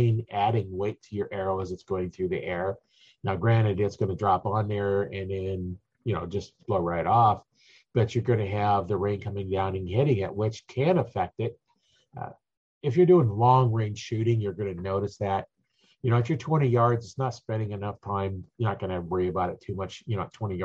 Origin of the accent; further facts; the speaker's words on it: Nebraska, United States; I'm from Nebraska, so we hunt in the wintertime